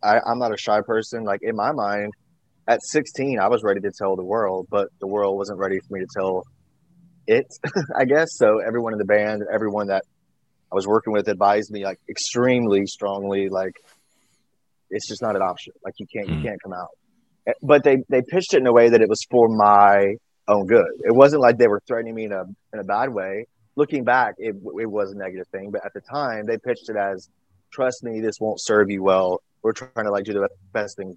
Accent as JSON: {"language": "English", "region": "Georgia", "country": "United States", "tie": "born or raised there", "also_born_or_lived": "Alabama / Atlanta / Los Angeles / New York", "moved": "as an adult", "lives_now": "Nashville, United States", "said": "I was born in Alabama, raised in Georgia. So definitely small town."}